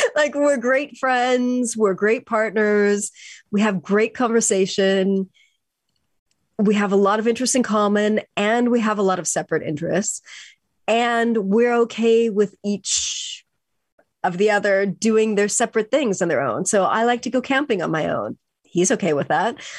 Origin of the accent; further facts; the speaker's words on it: California, United States; I grew up in California